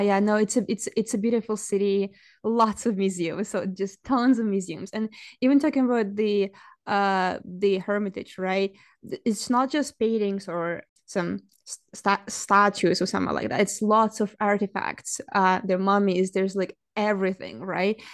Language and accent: English; Saint Petersburg, Russia; English is a second language; moved away as an adult; now in Canada; I didn't grow up in Canada. I grew up in Russia. Uh, I, my, my hometown, my home city is, uh, Saint Petersburg